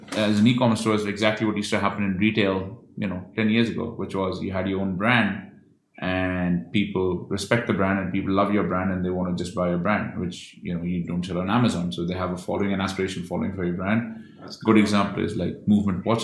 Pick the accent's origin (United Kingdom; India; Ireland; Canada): India; I'm Indian